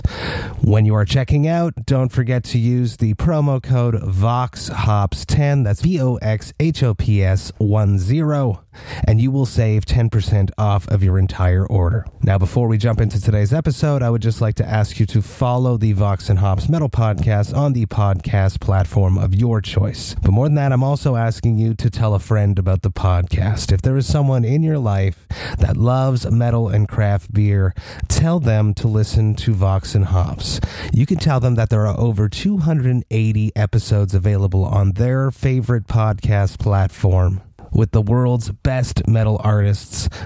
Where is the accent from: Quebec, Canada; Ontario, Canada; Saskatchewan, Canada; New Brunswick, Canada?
Quebec, Canada; Montreal; we're both from Montreal